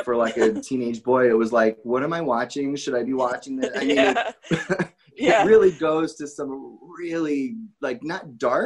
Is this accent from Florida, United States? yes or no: no; Connecticut, United States; moved away as an adult; also born or lived in New Jersey; I grew up in Connecticut and I moved to New Jersey to go to Fairleigh Dickinson University